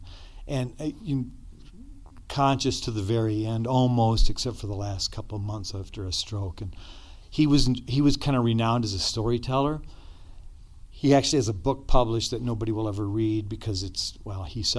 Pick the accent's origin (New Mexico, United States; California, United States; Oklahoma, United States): New Mexico, United States; Gallup; we grew up outside of Gallup in Checkerboard Country on a mission compound